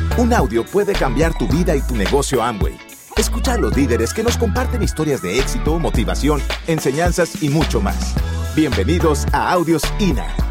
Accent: Bogotá, Colombia; siendo niños, viviendo en Ciudad Bolívar

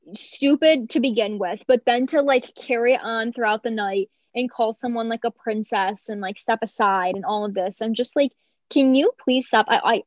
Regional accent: North Carolina, United States; like having that connection of like, yeah, we're both from North Carolina.

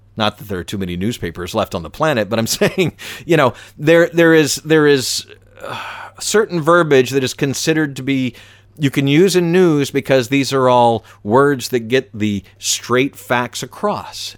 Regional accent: Atlanta, Georgia, United States; I'm from Atlanta

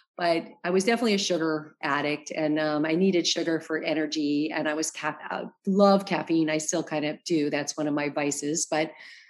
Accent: Arizona, United States; moved away as an adult; also born or lived in New York; now in Los Angeles, United States; I'm from Arizona

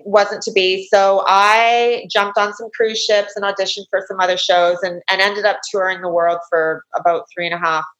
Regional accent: Canada; moved away as an adult; also born or lived in United States; I'm a Canadian. I was born in Canada. I'm a Canadian citizen

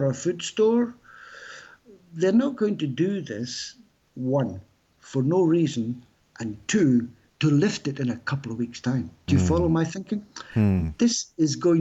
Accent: United Kingdom; now in France; I'm British, obviously, but living in France

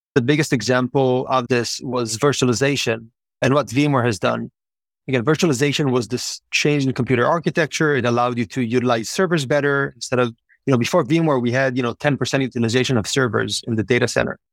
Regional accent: Israel; moved away; born and raised in Israel

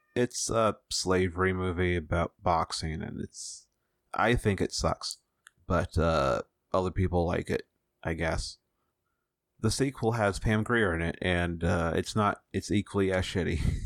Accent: United States

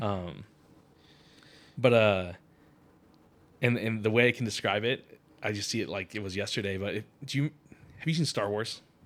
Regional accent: Connecticut, United States; moved away; I grew up in Connecticut

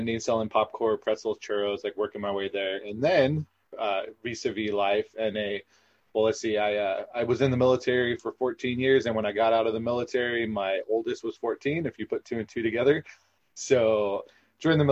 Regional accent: Southern California, United States; I'm from Southern California

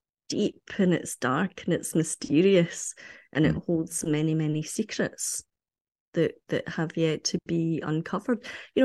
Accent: Ayr, Scotland, United Kingdom; because I come from Ayr, which is on the coast, and I have very, very fond memories of being by the sea, walking on the beach

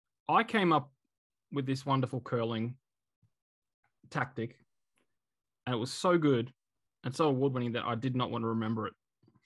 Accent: South Africa; also born or lived in New Zealand / Canada; Well, I'm a South African who went via New Zealand, got citizenship in New Zealand, and then I went to Canada.

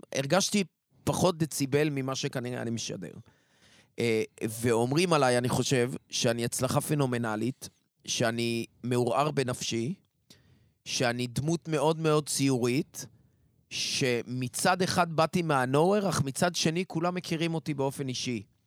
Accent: Haifa, Haifa District, Israel; also born or lived in Kiryat Motzkin / Tel Aviv; now in Ness Ziona, Israel; נולדתי במוצקין, עברתי לחיפה. כמו כל חיפאי, קשרתי את גורלי עם תל אביב

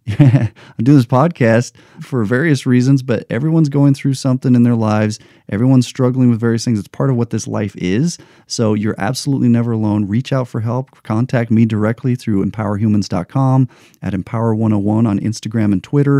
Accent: United States; I'm an American

